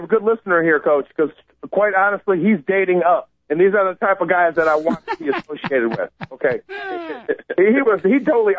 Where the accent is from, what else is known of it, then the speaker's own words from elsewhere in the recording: Chicago, Illinois, United States; moved away as an adult; now in Aurora, United States; I'm a Chicagoan who has moved out to Aurora